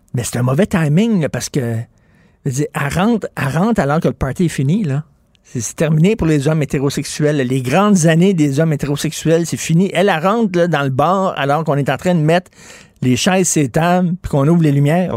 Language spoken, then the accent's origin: French; Quebec, Canada; je suis un Québécois de souche.